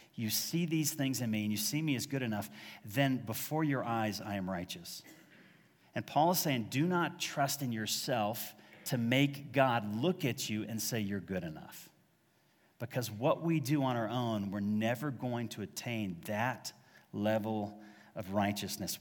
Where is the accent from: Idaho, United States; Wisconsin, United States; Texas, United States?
Texas, United States; Dallas; also born or lived in Massachusetts; I was born in Massachusetts, raised in North Dallas